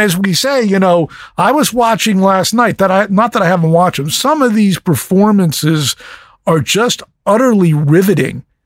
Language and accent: English; East Coast, United States; moved away; I grew up on the East Coast